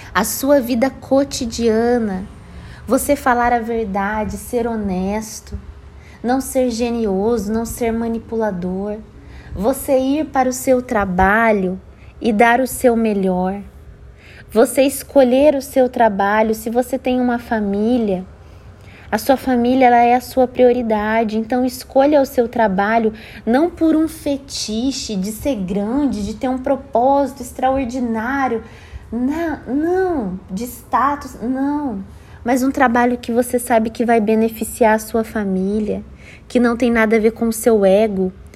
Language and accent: Portuguese; Brazil; moved away as an adult; sair da minha cidade natal